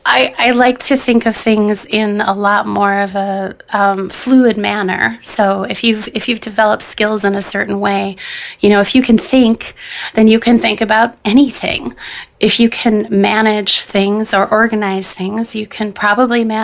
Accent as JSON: {"language": "English", "region": "Minnesota", "country": "United States", "said": "I'm here from Minnesota"}